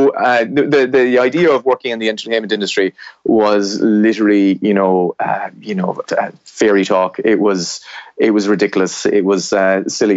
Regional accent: southwest of Ireland, Ireland; I grew up in Ireland, which is in the, you know, west of Europe, and in Ireland I grew up in the southwest of Ireland

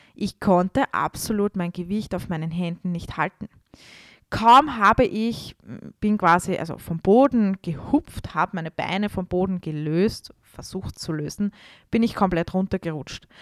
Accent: Vienna, Austria; damals war ich bei uns in Wien in einem Studio

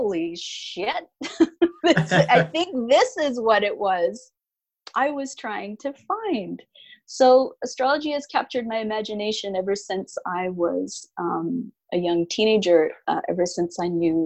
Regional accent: Canada; also born or lived in Alberta, Canada / Winnipeg, Manitoba, Canada / West Coast, North America; I grew up, well, in Canada. I was born in Alberta, and I lived in Manitoba for a time.

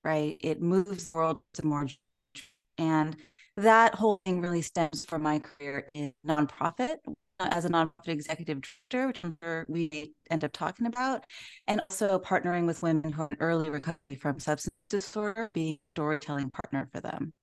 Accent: Orange County, California, United States; I am from Orange County, California, in Southern California.

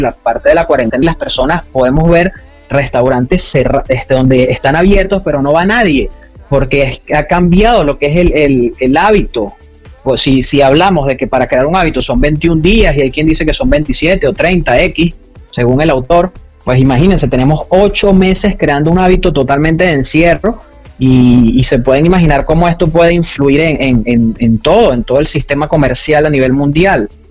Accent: Venezuela; now in Panama; soy de Venezuela

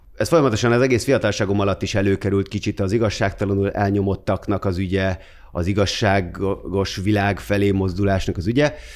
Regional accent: Gödöllő, Pest, Hungary; moved away as an adult; now in Budapest, Hungary; Gödöllőn nőttem fel

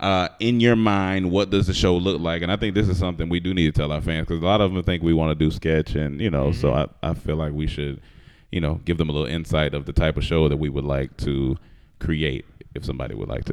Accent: Heidelberg, Baden-Württemberg, Germany; born there; What up from Germany? What up? I was born in Heidelberg.

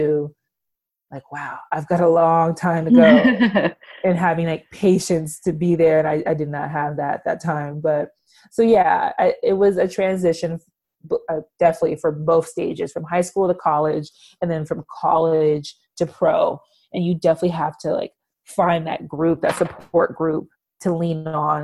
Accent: California, United States; moved away as an adult; also born or lived in Seattle; I'm from California and I moved to Seattle.

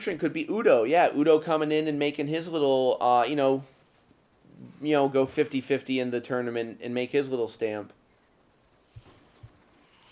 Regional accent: Ohio, United States; moved away; In my hometown back in Ohio

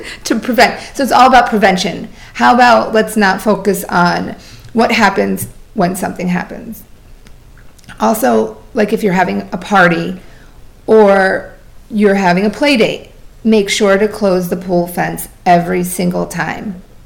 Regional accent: Vermont, United States; now in Florida, United States; I was born in Vermont

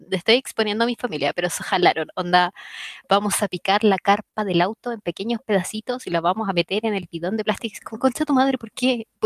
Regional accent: Chile; moved away

